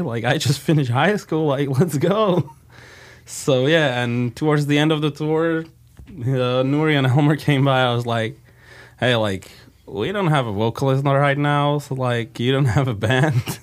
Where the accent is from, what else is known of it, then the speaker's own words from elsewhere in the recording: Slovakia; We're from Slovakia, Netherlands